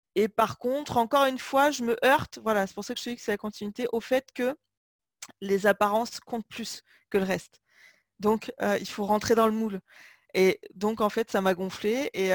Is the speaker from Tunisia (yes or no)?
no; Limoges, Nouvelle-Aquitaine, France; j'ai grandi à Limoges